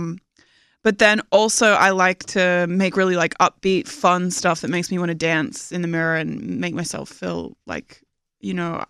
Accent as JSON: {"language": "English", "country": "Australia", "moved": "yes", "said": "I'm from Australia"}